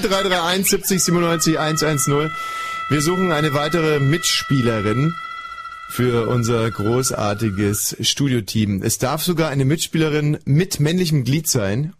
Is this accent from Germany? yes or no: yes; West Germany, Germany; ich komme aus dem Westen